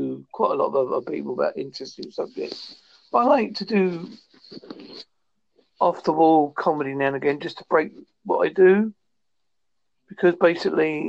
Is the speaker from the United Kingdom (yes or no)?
yes; Devon, South West England, United Kingdom; I am from Devon